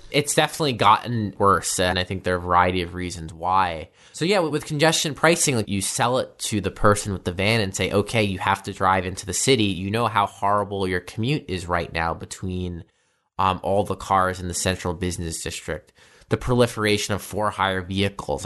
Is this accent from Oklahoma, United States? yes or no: no; New York City, New York, United States; I grew up here in Bay Ridge